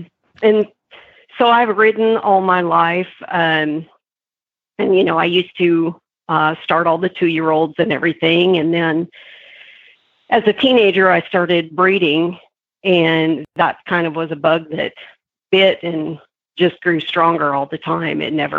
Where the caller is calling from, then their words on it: Waxahachie, Texas, United States; I am in Waxahachie, Texas this morning.